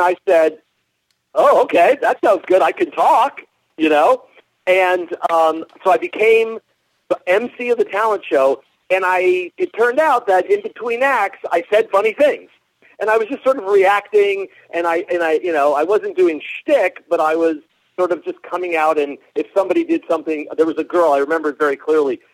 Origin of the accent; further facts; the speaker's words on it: Miami, Florida, United States; also born or lived in New York; now in Los Angeles, United States; I grew up in Miami, but my parents are New York Jews